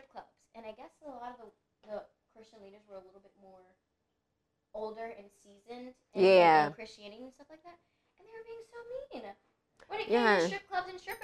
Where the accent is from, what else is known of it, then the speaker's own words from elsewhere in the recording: Middletown, United States; moved away as an adult; also born or lived in Brooklyn, New York / Philadelphia; I grew up in Middletown. There was no projects in Middletown, but, you know, my family's from Brooklyn. I was born in the projects.